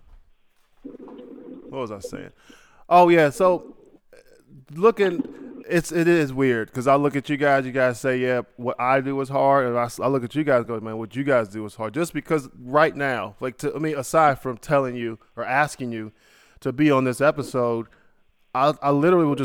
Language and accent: English; Ohio, United States; I'm from Ohio